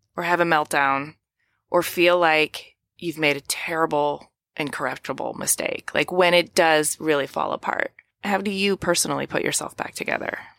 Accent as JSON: {"language": "English", "town": "Ypsilanti", "region": "Michigan", "country": "United States", "tie": "born or raised there", "also_born_or_lived": "New York City", "moved": "yes", "lives_now": "Los Angeles, United States", "said": "I'm from Ypsilanti originally"}